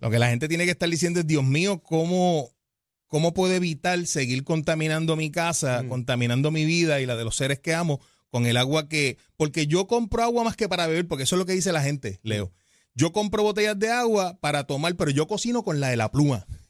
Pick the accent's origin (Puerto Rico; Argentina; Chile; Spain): Puerto Rico; nuestra isla